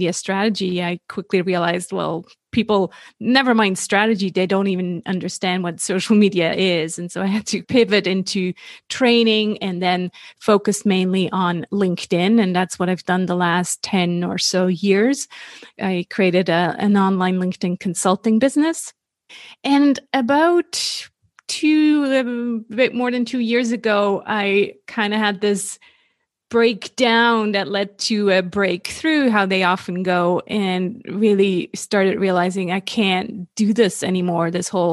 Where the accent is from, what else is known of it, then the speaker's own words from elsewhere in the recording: Switzerland; moved away as an adult; also born or lived in California; born and raised in Switzerland. That's where I am based now